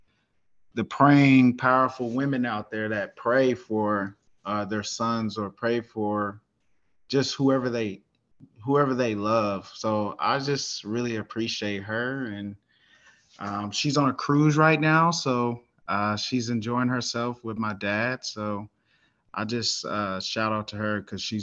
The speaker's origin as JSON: {"language": "English", "town": "Denton", "region": "Texas", "country": "United States", "tie": "born or raised there", "also_born_or_lived": "Carrollton, Texas", "said": "I'm from Den, Texas. Grew up here. I was born in Carrollton."}